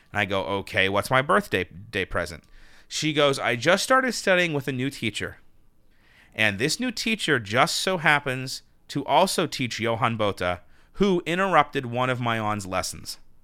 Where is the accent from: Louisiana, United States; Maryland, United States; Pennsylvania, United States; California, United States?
Pennsylvania, United States; Pittsburgh; moved away; also born or lived in New York; my operatic professional debut in my hometown of Pittsburgh, P